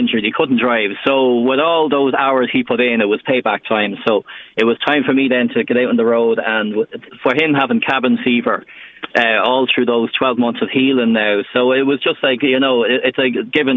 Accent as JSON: {"language": "English", "town": "Drogheda", "region": "Leinster", "country": "Ireland", "said": "I'm from Drogheda"}